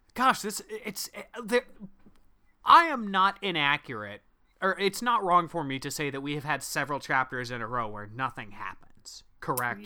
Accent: Midwest, United States; accent: Midwestern

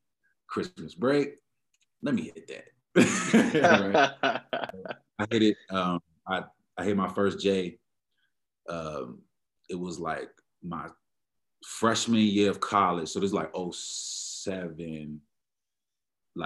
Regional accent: Prince George's County, Maryland, United States; moved away as an adult; also born or lived in Washington, D.C. / Pennsylvania; now in Denver, United States; I'm from born in DC, raised in Maryland, raised in DC a little bit too, but DMV area, you can call it that, PG County, Maryland.

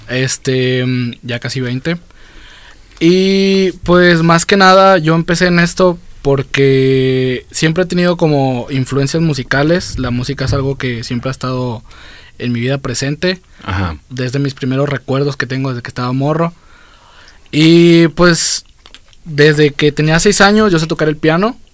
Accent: Guadalajara, Jalisco, Mexico; soy de aquí, toda mi vida he vivido aquí, así que sí, yo sí soy tapatío de madres

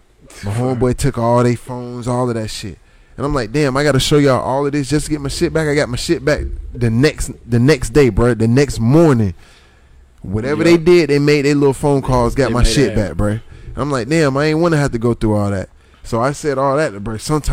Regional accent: Silver Ridge, Florida, United States; also born or lived in St. Petersburg, Florida; I grew up in Silver Ridge

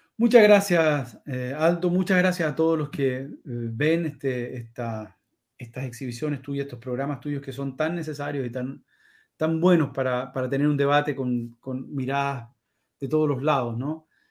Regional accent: Chile; moved away; soy chileno corazón

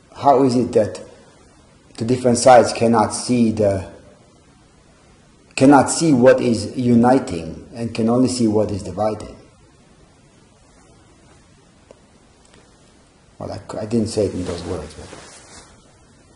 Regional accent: Israel; moved away; growing up in Israel and dealing with conflict, dealing with exposure to conflict, which I grew up

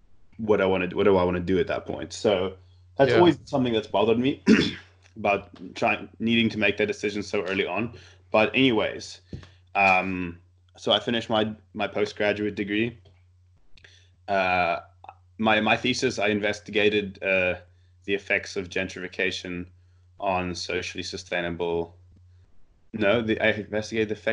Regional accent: South Africa; moved away as an adult; now in Canada; I did my studying in South Africa, all my schooling in South Africa, and I now moved back to Canada to find work

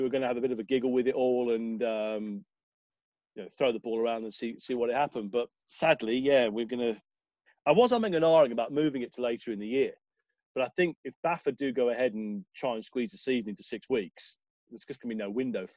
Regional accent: Southern England, United Kingdom; accent: Southern; despite my lovely Southern accent, my parents are both Scousers

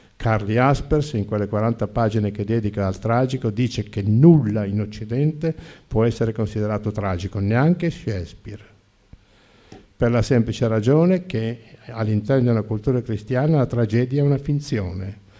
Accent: Lombardy, Italy; E perché sono nato in Lombardia? E perché sono nato in una famiglia di dieci figli?

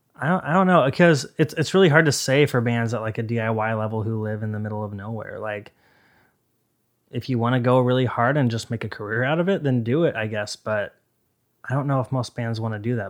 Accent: Boise, Idaho, United States; I was raised in Idaho

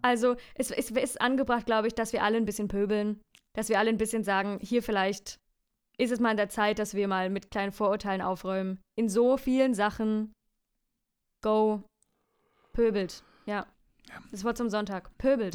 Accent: Franconia, Bavaria, Germany; accent: Franconian; mein Dialekt Fränkisch

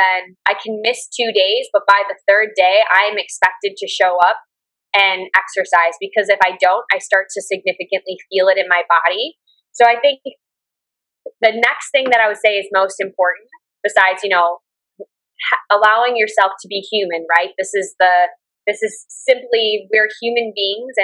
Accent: United States; moved away as an adult; now in Da Nang, Vietnam; I come from the Western world and originally from the States

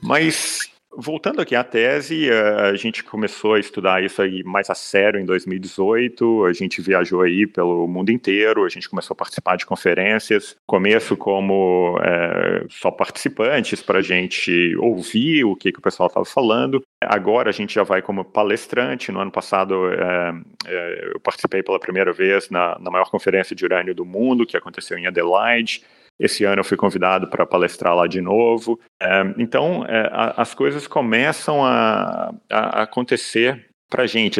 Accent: Minas Gerais, Brazil; eu sou de Minas

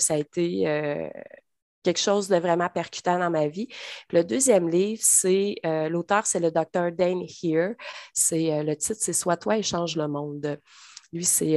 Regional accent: Trois-Rivières, Quebec, Canada; moved away as an adult; now in Drummondville, Canada; Cap-de-la-Madeleine, d'où je suis originaire, dans le coin de Trois-Rivières

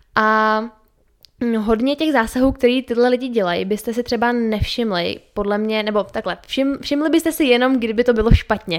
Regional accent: Czechia; u nás v Čechách

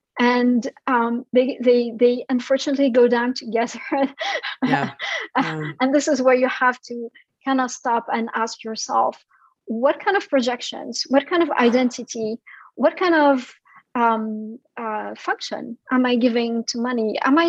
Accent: France; born there; I come from an immigrant family. So my family is originally from Syria, and I was born in France.

